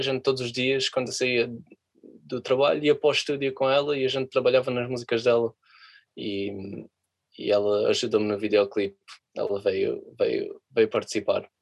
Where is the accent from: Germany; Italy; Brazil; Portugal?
Portugal; moved away as an adult; now in London, United Kingdom; como eu sou português